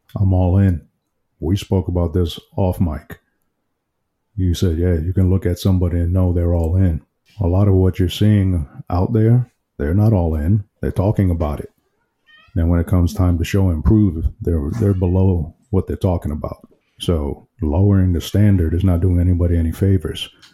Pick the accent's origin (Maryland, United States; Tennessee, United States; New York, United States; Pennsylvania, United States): New York, United States; New York City; I'm from Brooklyn, New York.